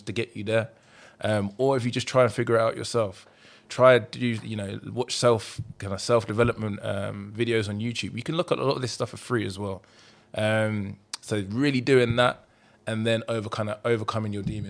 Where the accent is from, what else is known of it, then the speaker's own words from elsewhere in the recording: Luton, East of England, United Kingdom; I grew up in Luton. Bit of a rough area